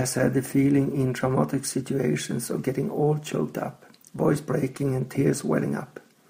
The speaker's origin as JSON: {"language": "English", "country": "Sweden", "said": "I'm from Sweden."}